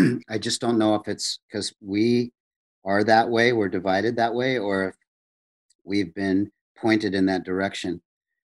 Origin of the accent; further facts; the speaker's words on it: South Dakota, United States; my white South Dakota farm community